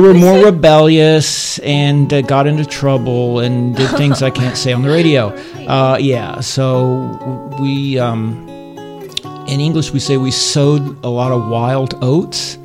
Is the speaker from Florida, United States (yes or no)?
no; Johnson City, Tennessee, United States; moved away as an adult; now in Tainan, Taiwan; I grew up in Tennessee, uh, East Tennessee